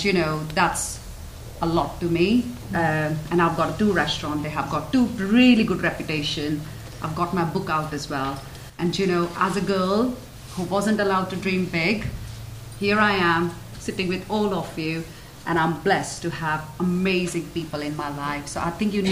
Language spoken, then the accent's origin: English; Mumbai, Maharashtra, India; now in Blackpool, United Kingdom; I grew up in Mumbai, one of the cities in India